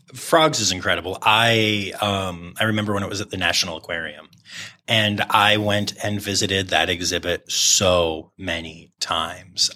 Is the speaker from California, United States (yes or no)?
no; Harrisburg, Pennsylvania, United States; I grew up in the Harrisburg area